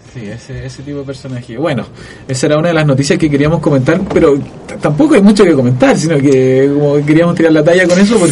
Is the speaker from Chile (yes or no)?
yes; Chile; somos chilenos